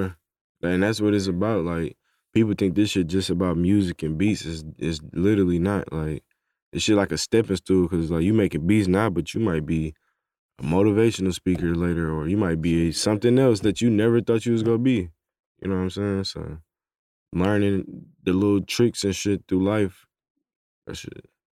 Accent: Detroit, Michigan, United States; now in Atlanta, United States; I'm from Detroit

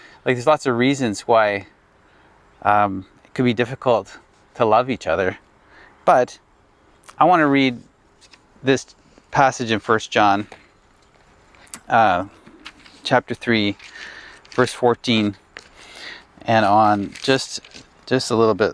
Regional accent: Ottawa, Ontario, Canada; when I was 16 years old, approximately 16. And we'd formed a youth group in our church, West Ottawa

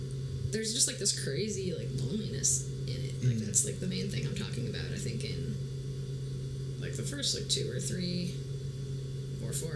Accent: White Plains, New York, United States; now in Philadelphia, United States; I grew up in White Plains, New York, which is like suburbs about 45 minutes out of New York City.

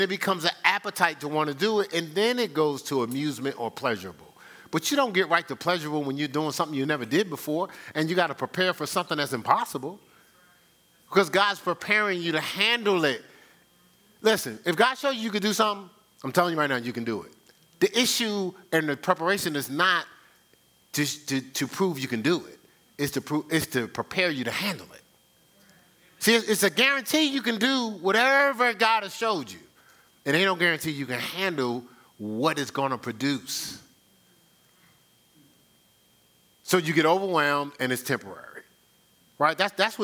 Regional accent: Newark, New Jersey, United States; growing up in Newark, in the hood

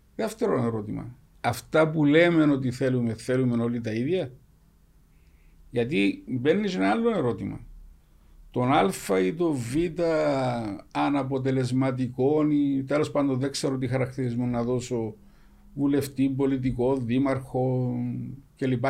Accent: Cyprus; εμεί σαν κύπρο

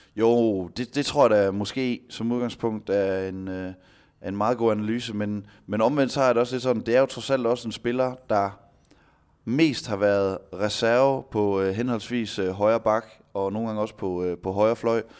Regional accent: Denmark; som danskere

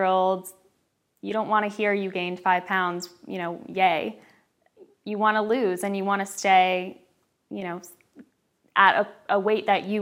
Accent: Newtown, Connecticut, United States; also born or lived in Long Island, New York; I am 30 years old from Newtown, Connecticut

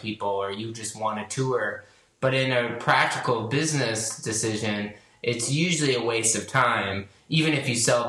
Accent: Chicago, Illinois, United States; moved away as an adult; also born or lived in Los Angeles; I grew up in Chicago and I moved to Los Angeles when I was 18 for school at USC

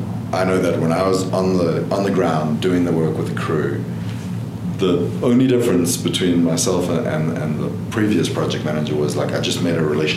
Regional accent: South Africa; also born or lived in Hawaii; now in Arizona, United States; So I'm from South Africa.

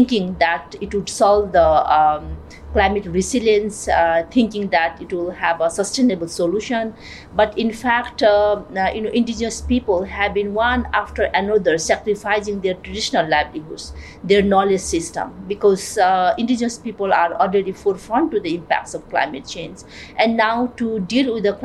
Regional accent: Nepal; I'm from Nepal

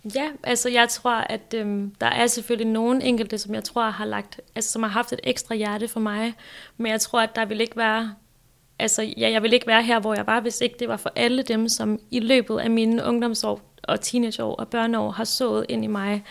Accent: Græsted, Capital Region of Denmark, Denmark; also born or lived in Hillerød; Jeg er fra Hillerød næsten født og opvokset. Jeg er egentlig opvokset i sådan en lille bitte by, der hedder Græsted

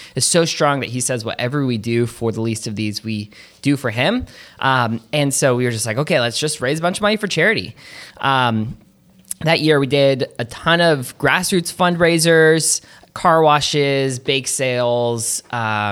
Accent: Atlanta, Georgia, United States; moved away as an adult; also born or lived in Durham, North Carolina; now in Hillsborough, United States; I am from Atlanta, Georgia. Came up to North Carolina to go to college at Duke

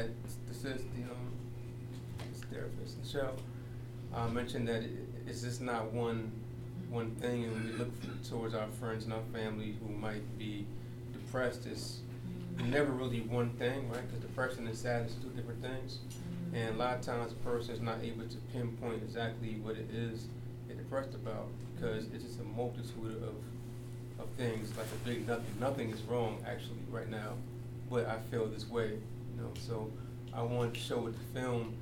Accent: New York, United States; I'm from New York

